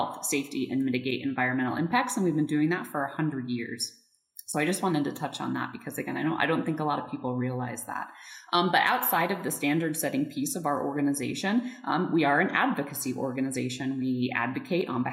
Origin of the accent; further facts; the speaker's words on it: Colorado, United States; moved away as an adult; wanted to move back to Colorado. I've got three beautiful boys and really wanted to raise them here in my home state